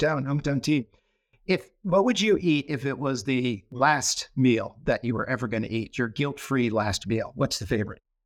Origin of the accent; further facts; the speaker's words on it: Connecticut, United States; now in Arizona, United States; I grew up in Connecticut and, uh, lots of family in Massachusetts, so I'm New England through and through